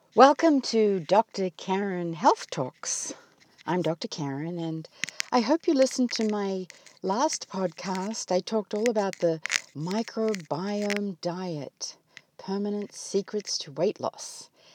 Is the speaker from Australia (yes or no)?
yes; Australia; moved away as an adult; now in United States; my homeland is under fire. And as you all know, I come from Australia.